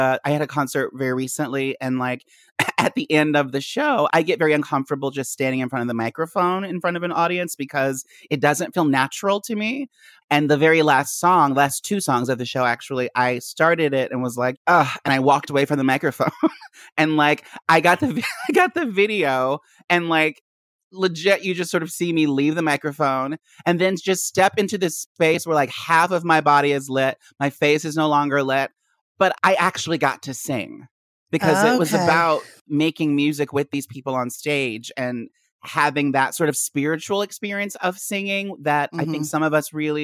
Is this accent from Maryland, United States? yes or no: yes; D.C. area, Maryland, United States; moved away as an adult; also born or lived in Philadelphia; now in New York, United States; I was born and raised in the Maryland, D.C. area